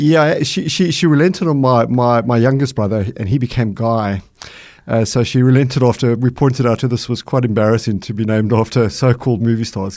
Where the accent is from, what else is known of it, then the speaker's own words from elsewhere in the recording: Boksburg, Gauteng, South Africa; moved away as an adult; now in Australia; my life growing up in Boksburg in South Africa, which is a small mining town